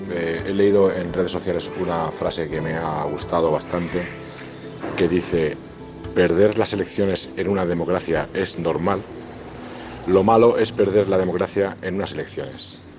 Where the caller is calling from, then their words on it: Toulouse, Occitania, France; te mando un mensaje desde Toulouse, Francia.